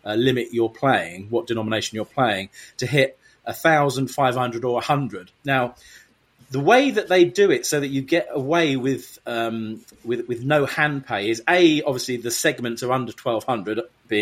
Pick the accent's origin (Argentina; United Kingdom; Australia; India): United Kingdom; in Vegas being a Brit